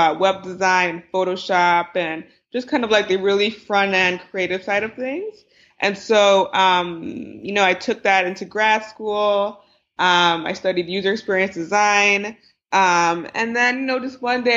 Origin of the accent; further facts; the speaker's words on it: New Jersey, United States; I grew up in Jersey. Both my parents are Nigerian immigrants